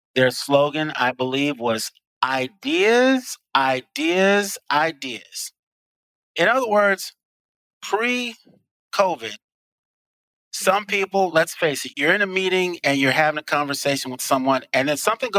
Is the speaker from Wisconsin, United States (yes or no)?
no; Chicago, Illinois, United States; now in Tucson, United States; I happen to be from Chicago